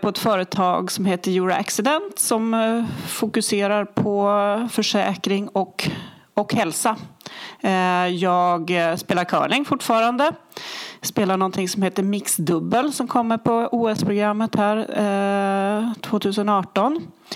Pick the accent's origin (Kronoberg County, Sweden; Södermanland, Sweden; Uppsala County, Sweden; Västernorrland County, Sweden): Västernorrland County, Sweden; Härnösand; Jag är ju uppvuxen i Härnösand.